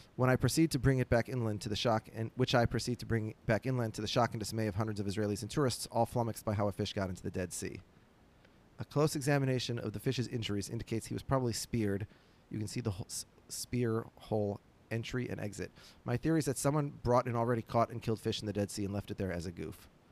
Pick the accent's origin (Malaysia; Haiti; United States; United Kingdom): United States; Minneapolis, Minnesota; born or raised there